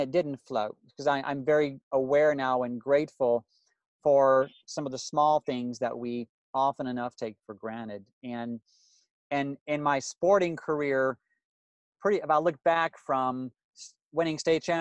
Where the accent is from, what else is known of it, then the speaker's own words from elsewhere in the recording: Louisiana, United States; I grew up in Louisiana